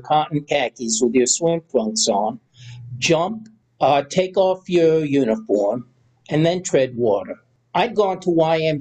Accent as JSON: {"language": "English", "region": "New York", "country": "United States", "said": "I was Black and from New York"}